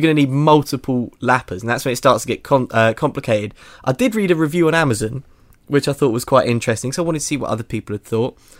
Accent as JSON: {"language": "English", "region": "England", "country": "United Kingdom", "said": "I'm sort of quite English"}